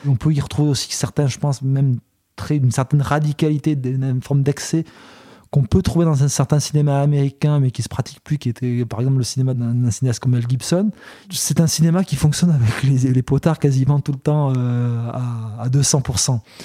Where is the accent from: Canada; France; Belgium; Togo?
Belgium; chez nous en Belgique